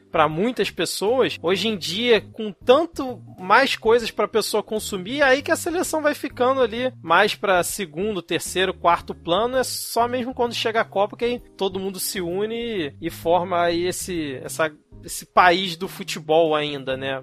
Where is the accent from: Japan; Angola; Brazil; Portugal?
Brazil; nós brasileiros